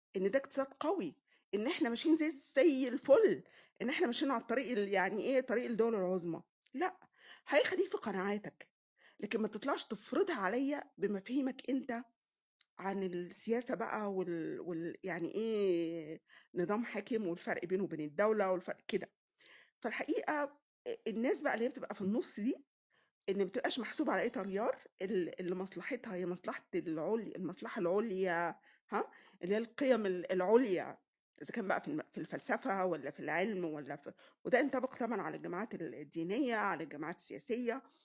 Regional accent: Egypt; also born or lived in Munich, Germany; انت من مصر فرحت بعبطه كده بقول له اه مصريه وافتخر

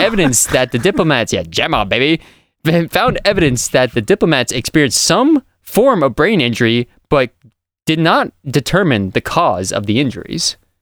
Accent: Millville, Massachusetts, United States; I grew up in Millville, Massachusetts, which is basically the south of Massachusetts

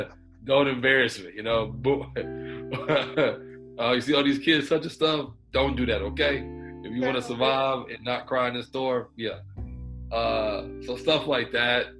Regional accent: Houston, Texas, United States; I'm from Houston, Texas. Uh, I'm all over, honestly, but uh, I stay in Houston

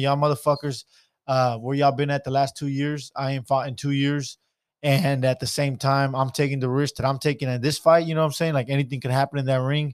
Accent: Stockton, California, United States; I'm from Stockton.

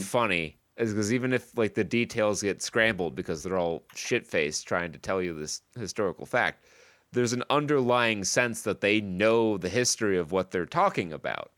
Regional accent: Saratoga County, New York, United States; I grew up in Saratoga County, where the Battle of Saratoga happened

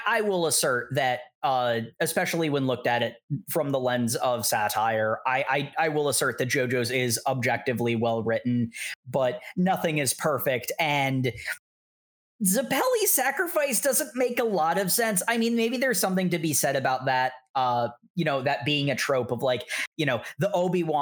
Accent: United States; I'm an American

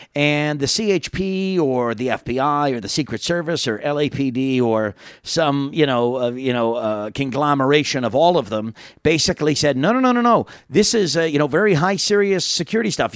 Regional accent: New York, United States; moved away; back in New York, my hometown

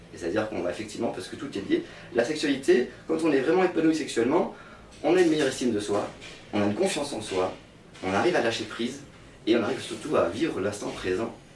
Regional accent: south of France, France; now in Réunion, France; j'étais quand même du sud de la France

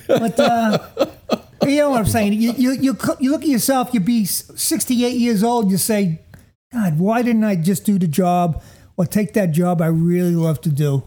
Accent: Jersey City, New Jersey, United States; I come from Jersey City

